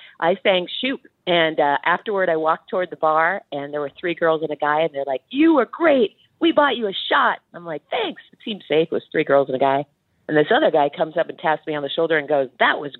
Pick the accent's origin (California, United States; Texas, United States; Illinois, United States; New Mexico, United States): Illinois, United States; Chicago; We're from Chicagoland